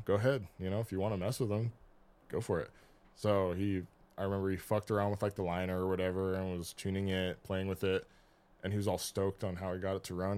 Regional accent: Kings Beach, California, United States; I'm from Kings Beach.

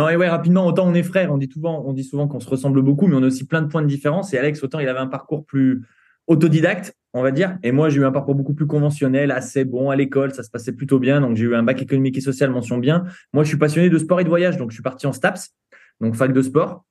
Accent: Saint-Étienne, Auvergne-Rhône-Alpes, France; on vient de Saint-Étienne

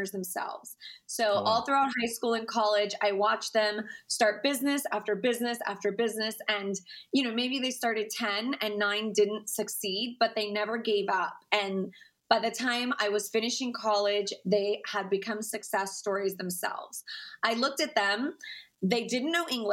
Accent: Cypress, Texas, United States; I am from a middle-class home in Houston, Texas, actually Cypress, Texas

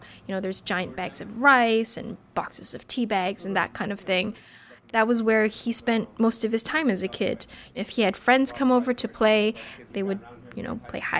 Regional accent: Vancouver, British Columbia, Canada; I grew up in Vancouver, and I'm Chinese Canadian

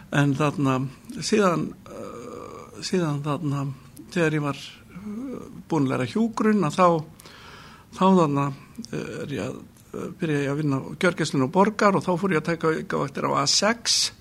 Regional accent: Kópavogur, Capital Region, Iceland; also born or lived in Reykjavík; ég er fættur í Reykjavík uh, 1961 eh, þegar við varum fjöra, fimm ára þá fluttum við í Kópavók ólst þar upp

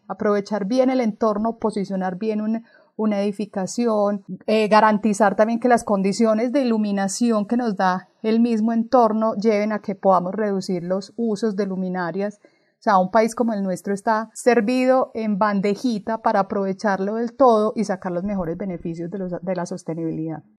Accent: Colombia; como colombianos

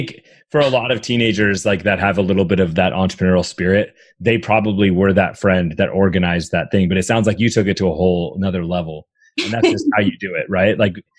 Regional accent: Canada; So, you know, growing up in Canada, you realize, man, I'm not an employee.

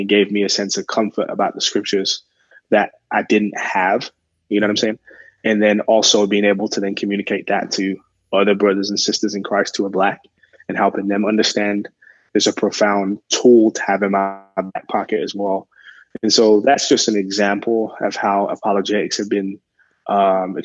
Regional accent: England, United Kingdom; now in Arizona, United States; I'm originally from England.

